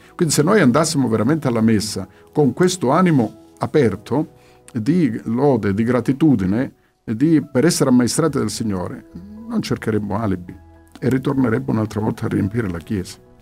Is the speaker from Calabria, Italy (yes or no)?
yes; Calabria, Italy; sono figlio di questa terra, sono anch'io calabrese